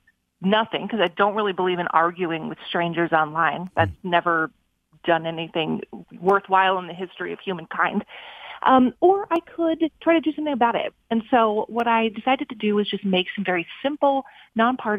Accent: Minnesota, United States; moved away as an adult; my hometown in Minnesota

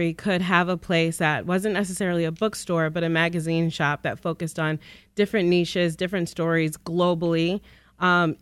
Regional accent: Detroit, Michigan, United States; West Side, or die. I grew up primarily in Grandmont Rosedale

